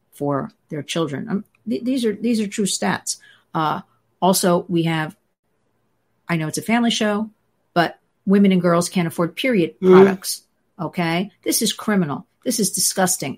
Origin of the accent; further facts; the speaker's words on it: New Jersey, United States; I'm from New Jersey